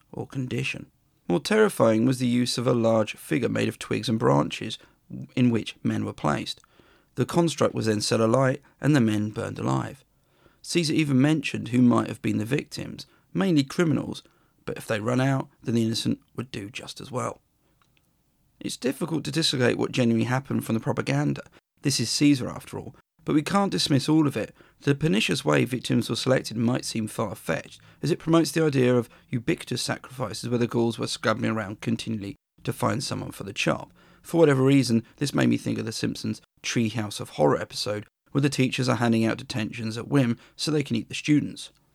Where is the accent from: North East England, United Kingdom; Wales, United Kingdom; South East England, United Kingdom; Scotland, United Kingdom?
South East England, United Kingdom; Worthing; my hometown of Worthing